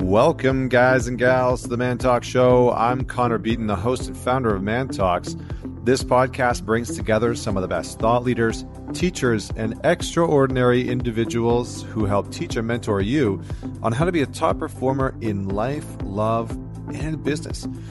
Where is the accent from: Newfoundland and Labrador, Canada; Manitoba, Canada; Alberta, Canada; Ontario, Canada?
Alberta, Canada; I'm from Alberta, Canada